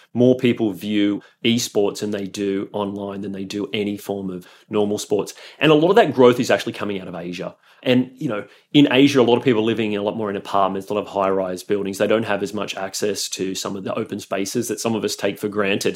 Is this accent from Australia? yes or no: yes; Australia; moved away as an adult; also born or lived in Europe; I'm Australian, and so I really just wanted to return to Australia